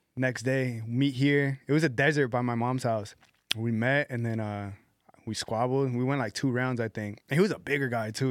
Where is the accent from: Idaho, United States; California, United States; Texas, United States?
California, United States; Palmdale; also born or lived in Mission Hills, Los Angeles / Panorama City, Los Angeles; we moved to Palmdale, and then we grew up out, well, I grew up out there.